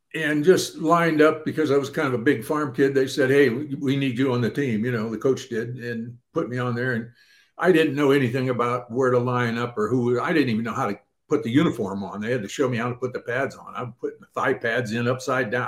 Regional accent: Ohio, United States; I grew up in the Midwest out in Ohio.

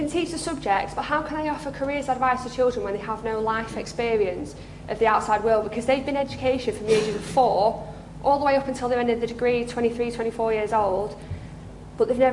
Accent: the Northwest, North West England, United Kingdom; I'm from the Northwest

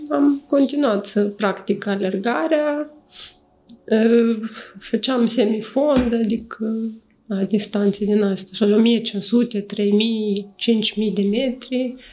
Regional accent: Moldova; moved away as an adult; also born or lived in Chișinău, Moldova; now in Cluj-Napoca, Romania; Eu m-am născut în Uniunea Sovietică

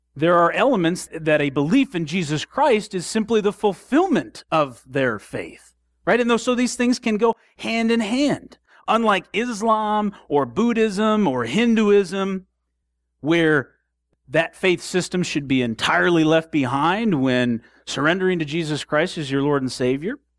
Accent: Southwest Michigan, United States; We grew up in Southwest Michigan

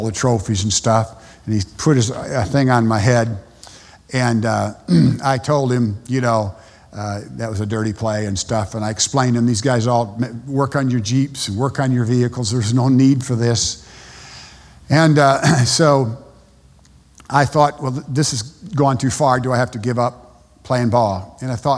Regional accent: United States; moved away as an adult; also born or lived in Panama; I'm an American

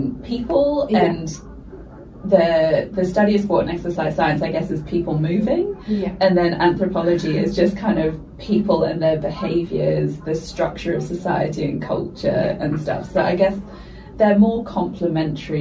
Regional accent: United Kingdom; I went to school in the UK, if you can't tell from my accent

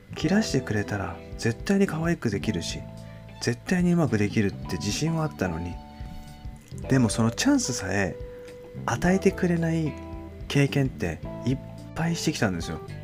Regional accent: Japan; moved away as an adult; also born or lived in London, United Kingdom; 日本に住んでて、日本に生まれ育って

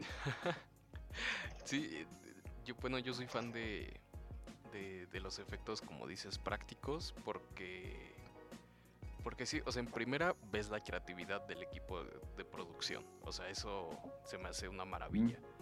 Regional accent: Mexico

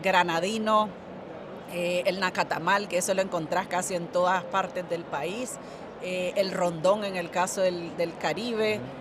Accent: Nicaragua; nuestro pueblo que comparte con todos sus visitantes

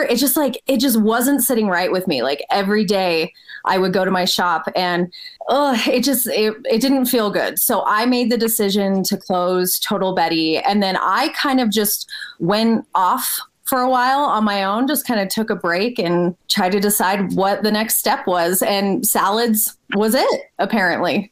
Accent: Albuquerque, New Mexico, United States; moved away as an adult; also born or lived in Los Angeles; I'm originally from Albuquerque. I born and raised here

